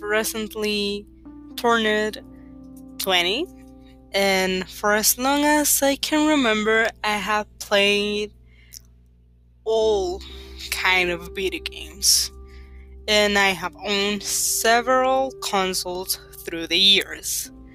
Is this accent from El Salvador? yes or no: yes; El Salvador; first language Spanish; English is a second language; English is not my first language. I'm from Salvador and we speak Spanish over here